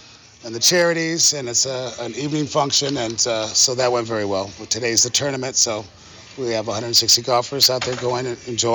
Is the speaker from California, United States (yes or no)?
yes; Sacramento, California, United States; moved away; I'm from Sacramento